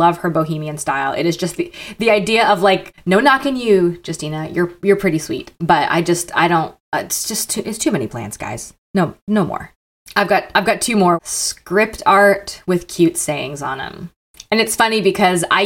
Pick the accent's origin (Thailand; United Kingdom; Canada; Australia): Canada; also born or lived in the South, United States; now in United States; I'm Canadian